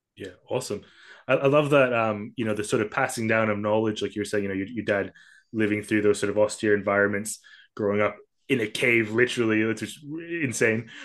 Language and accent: English; Kuala Lumpur, Malaysia; I grew up in Kuala Lumpur, sort of this you know metropolitan, uh, sprawling urban jungle